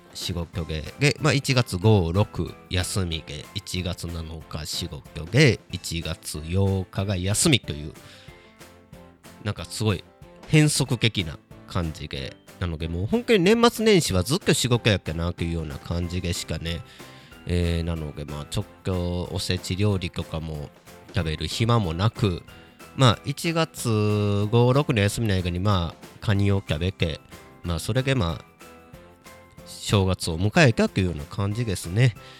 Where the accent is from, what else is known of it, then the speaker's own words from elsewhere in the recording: Kobe, Hyogo, Japan; now in Kyoto, Japan; 地元の神戸帰った時に